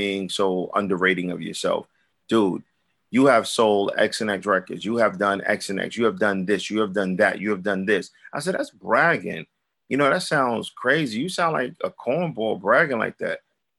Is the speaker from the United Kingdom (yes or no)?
no; Brooklyn, New York, United States; I'm from Brooklyn. We walk the way we walk every day, all day, no matter what character we in. It's just Brooklyn.